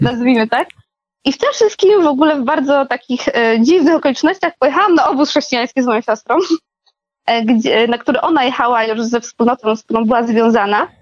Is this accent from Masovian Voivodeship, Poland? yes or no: no; Podkarpacie, Subcarpathian Voivodeship, Poland; moved away; Ja pochodzę też z takiego małego miasta na Podkarpaciu